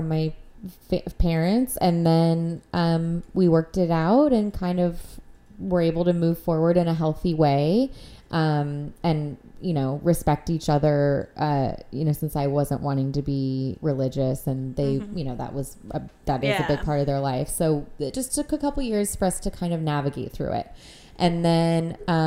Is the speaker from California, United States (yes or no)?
yes; La Cañada Flintridge, California, United States; also born or lived in Agoura Hills; I grew up in La Cañada, which is near Pasadena